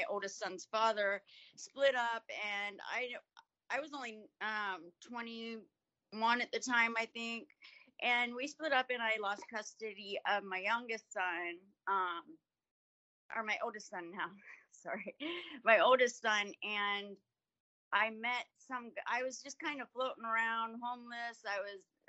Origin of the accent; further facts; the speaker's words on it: Yellow Springs, Ohio, United States; I grew up in Yellow Springs, Ohio